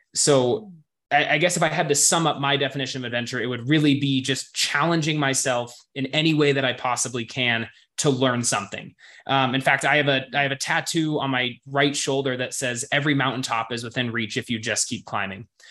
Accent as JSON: {"language": "English", "region": "Montana", "country": "United States", "tie": "born or raised there", "said": "growing up in Montana, it was something to where, you know, really good hiking trails were only 10, 15 minutes away from my front door."}